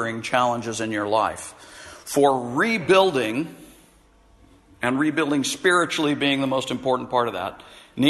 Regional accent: United States; as an American

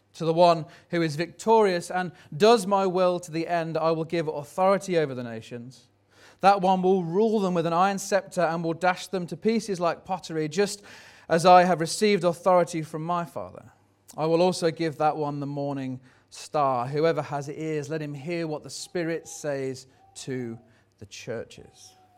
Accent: Tamworth, West Midlands, United Kingdom; where are you from?" and you go, "Oh, Tamworth

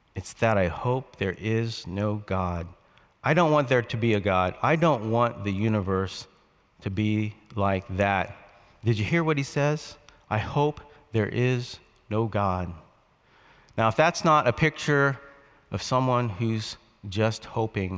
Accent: West Palm Beach, Florida, United States; moved away; Boynton Beach, Florida was near my hometown of West Palm Beach, Florida

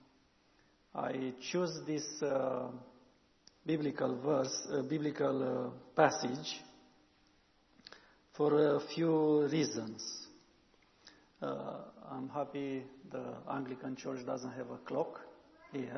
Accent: Romania; first language Romanian; English is a second language

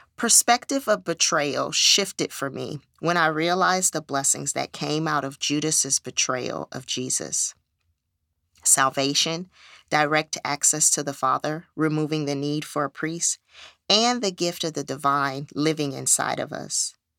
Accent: California, United States; moved away as an adult; I am originally from California

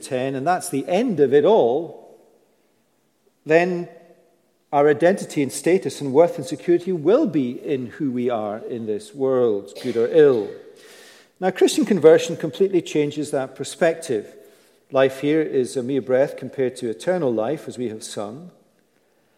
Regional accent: United Kingdom; we're British

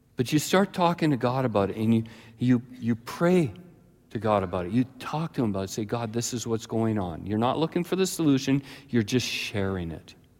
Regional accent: Ladner, British Columbia, Canada; The first number of years of my life, I grew up in Ladner, British Columbia, close to Delta, Tuason, that area

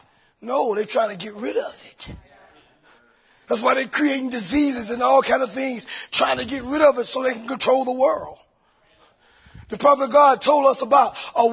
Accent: Columbia, South Carolina, United States; I'm from Columbia, South Carolina

